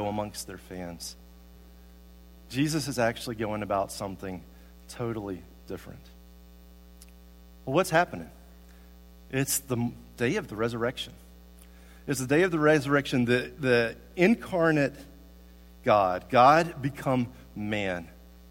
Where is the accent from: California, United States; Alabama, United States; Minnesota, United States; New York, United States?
Alabama, United States; Tuscaloosa; also born or lived in Guadalajara, Mexico; now in Columbia, United States; When I was growing up in Tuscaloosa, Alabama